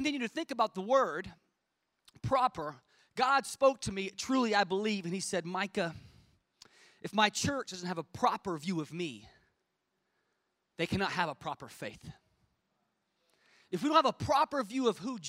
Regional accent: United States; I'm from America

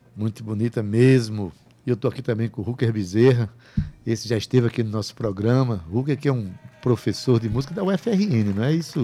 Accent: Paraíba, Brazil; a tradição que nos identifica como paraibanos, como nordestinos

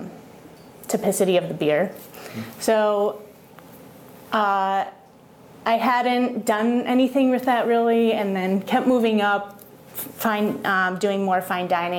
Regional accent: Boston, Massachusetts, United States; moved away as an adult; also born or lived in Colorado; So I was born and raised in Boston, Massachusetts. I lived in a town about 30 minutes outside of downtown Boston. So grew up in New England

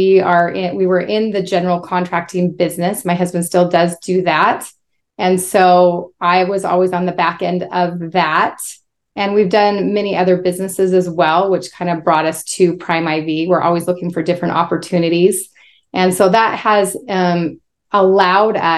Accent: Spokane, Washington, United States; I was raised in Spokane, Washington

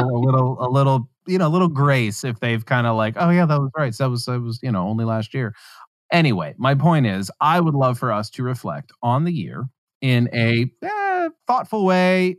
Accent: West Virginia, United States; moved away; I grew up in West Virginia.

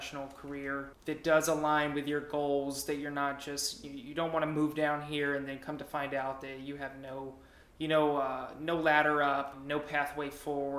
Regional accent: Atlanta, Georgia, United States; now in Fort Walton Beach, United States; I'm originally from the Atlanta area

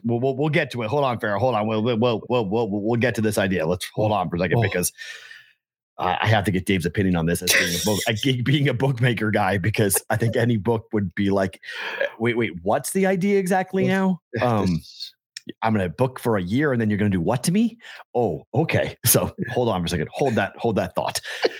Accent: Massachusetts, United States; moved away; my home state

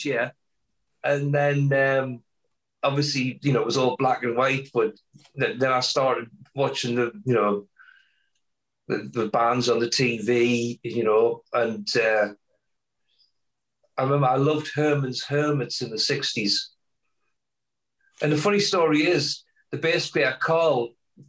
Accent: Blyth, North East England, United Kingdom; now in Canada; A small coastal town called Blythe

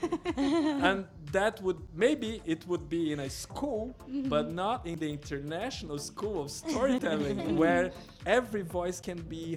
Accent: Brazil; first language Portuguese; English is a second language

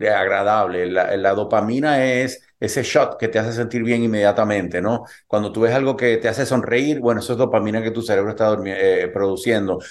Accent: Puerto Rico; also born or lived in Cuba; now in United States; yo nací en Cuba, me crié en Puerto Rico

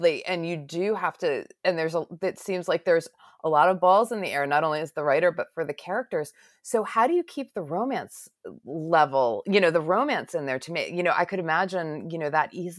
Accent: New England, United States; I grew up in New England

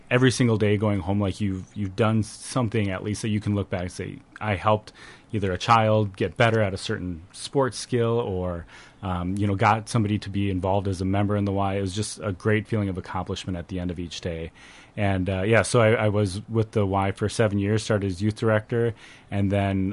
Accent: Janesville, Wisconsin, United States; moved away as an adult; now in Northfield, United States; I grew up in Janesville, Wisconsin, which is right down near uh, Madison

